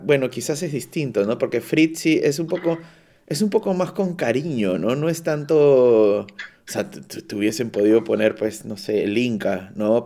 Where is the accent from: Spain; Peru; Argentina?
Peru; now in Cologne, Germany; yo soy de Perú